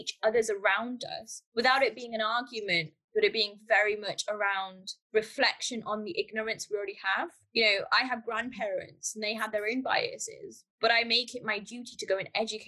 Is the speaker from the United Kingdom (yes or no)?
yes; United Kingdom; I'm from the UK, but culturally and my heritage is from Pakistan. So I've been raised in the UK